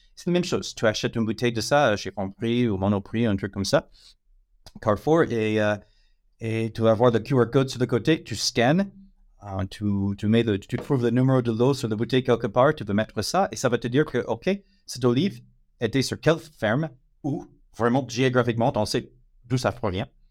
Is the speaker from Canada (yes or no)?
no; United States; French is a second language; moved away as an adult; now in France; je suis américain, ça fait 18 ans que, je suis en France